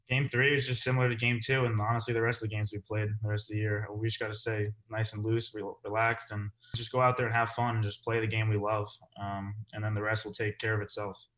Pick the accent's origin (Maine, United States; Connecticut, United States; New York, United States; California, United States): Connecticut, United States; I'm from Connecticut